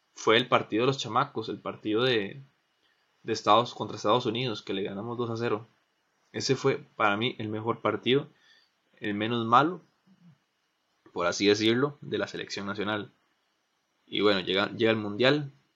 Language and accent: Spanish; Pérez Zeledón, San José, Costa Rica; Yo soy de Pérez